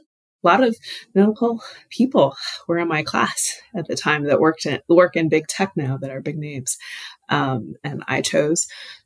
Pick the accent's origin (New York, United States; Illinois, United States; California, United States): Illinois, United States; Chicago; I am originally from the Midwest. I grew up mainly in and outside Chicago.